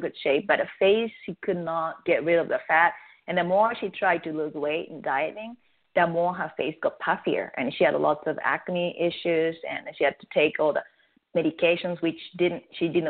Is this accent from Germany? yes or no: no; Japan; first language Japanese; English is a second language; now in United States; I'm from Japan, and I speak Japanese as my native tongue